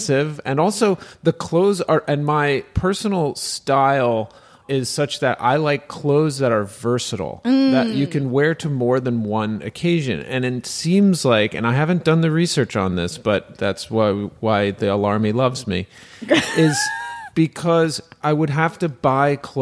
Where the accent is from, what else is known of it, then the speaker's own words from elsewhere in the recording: United States; accent: American; now in Montreal, Canada; I'm an American up here in Little Paris, and I'll just use my American accent